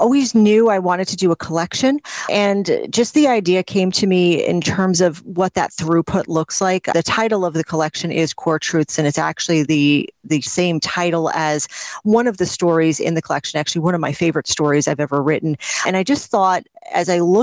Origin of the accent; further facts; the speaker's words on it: New Jersey, United States; I am a writer from New Jersey